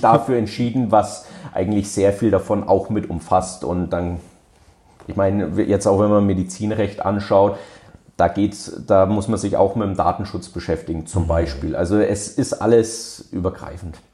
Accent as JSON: {"language": "German", "town": "Hof", "region": "Bavaria", "country": "Germany", "tie": "born or raised there", "said": "ich komme selber aus der Region, also ich komme auch direkt aus Hof, ähm, bin hier auch zur Schule gegangen"}